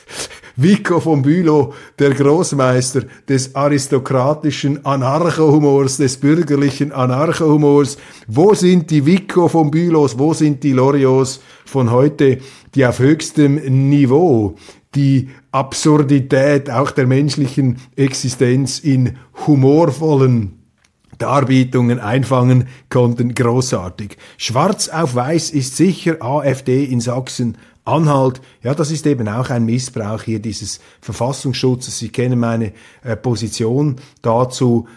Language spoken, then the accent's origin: German; Switzerland; ich bin ein Schweizer